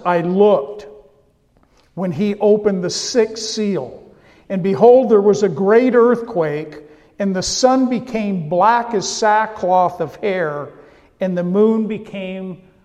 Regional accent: California, United States; I come from California

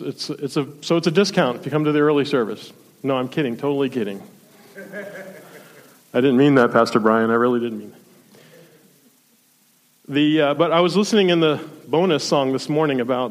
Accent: South Florida, United States; now in Ohio, United States; I grew up in South Florida

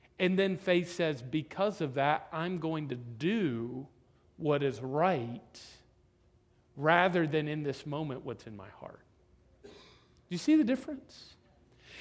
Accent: Florida, United States; I'm from Florida

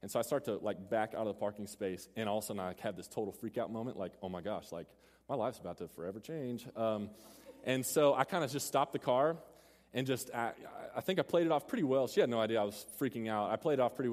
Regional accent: Mesquite, Texas, United States; Mesquite's where I grew up

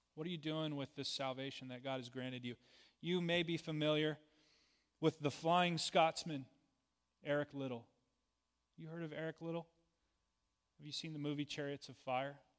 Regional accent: United States; being an American citizen

